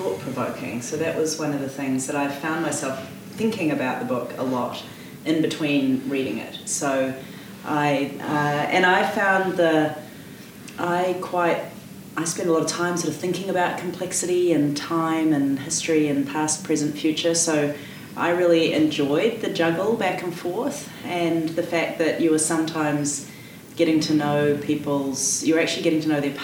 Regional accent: New Zealand; accent: New Zealand; now in Prince George, Canada; my accent is from New Zealand

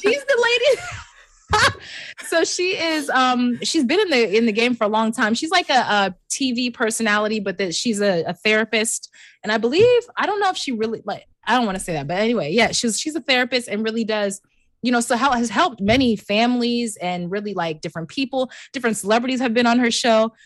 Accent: United States; I'm literally an American.

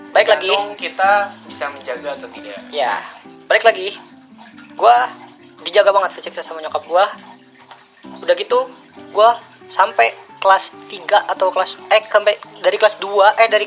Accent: Bekasi, West Java, Indonesia; born there; Jadi gue lahir di Bekasi 10 Juli tahun 2000.

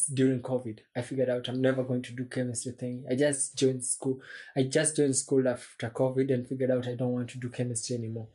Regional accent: Kenya; also born or lived in Juja, Kenya; I'm technically a Kenyan.

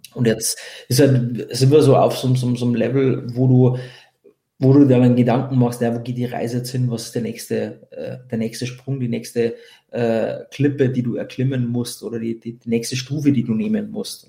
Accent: Bavaria, Germany; bei uns in Bayern

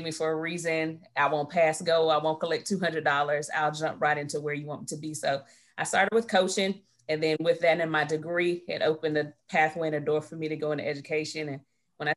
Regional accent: Midway, Florida, United States; moved away as an adult; also born or lived in Salisbury, North Carolina; I'm actually from a little small city right outside of Tallahassee, Midway, Florida

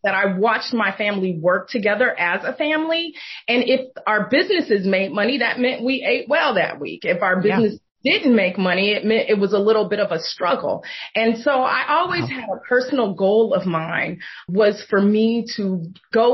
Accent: Oakland, California, United States; I was born and raised in Oakland, California

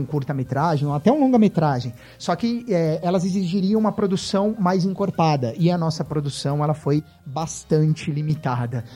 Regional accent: São Paulo, Brazil; Eu sou de São Paulo

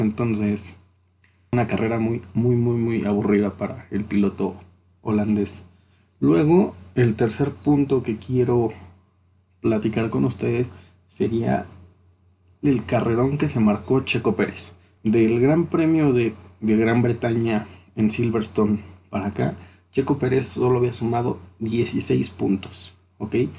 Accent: Mexico

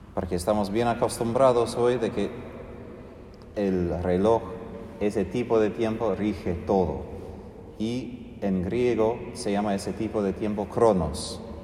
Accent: United States; moved away; como norteamericano

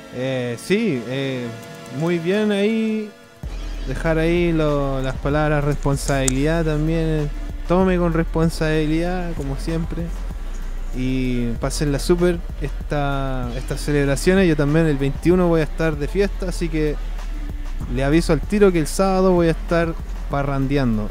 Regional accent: Chile; now in United States

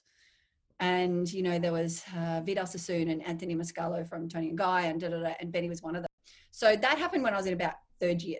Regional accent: Brisbane, Queensland, Australia; I grew up in Brisbane

